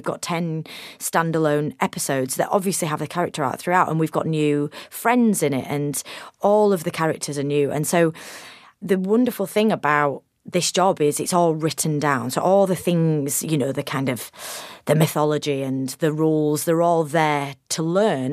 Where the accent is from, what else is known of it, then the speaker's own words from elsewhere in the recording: United Kingdom; as a Brit